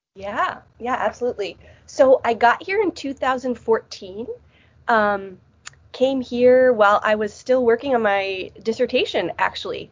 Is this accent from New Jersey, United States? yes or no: yes; New Jersey, United States; accent: Midwestern; moved away as an adult; also born or lived in Illinois / Heidelberg, Germany; now in Michigan, United States; grew up in New Jersey and then I came out to the Midwest to live for my undergraduate degree at Wheaton College.